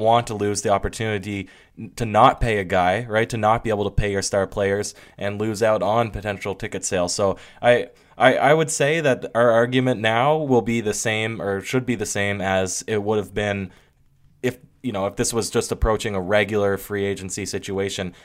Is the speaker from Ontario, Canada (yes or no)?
no; Newfoundland and Labrador, Canada; we are from Newfoundland